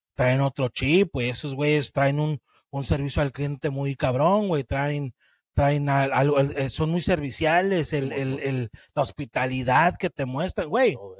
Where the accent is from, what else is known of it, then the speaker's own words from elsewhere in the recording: Guanajuato, Mexico; now in United States; soy guanajuatense